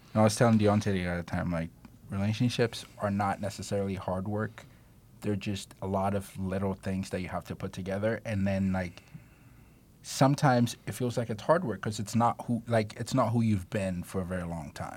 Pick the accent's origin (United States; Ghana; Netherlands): Ghana; I'm Ghanaian